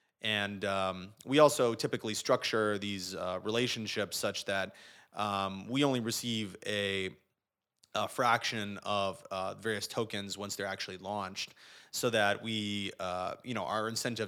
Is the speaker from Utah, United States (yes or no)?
no; Manchester, Connecticut, United States; So yeah, I grew up in Manchester, Connecticut, which is near Hartford, kind of like the center of the state.